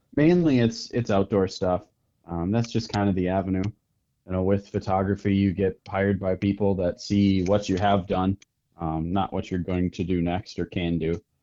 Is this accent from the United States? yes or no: yes; north of Green Bay, Northeast Wisconsin, United States; I am from Northeast Wisconsin, up just a little bit north of Green Bay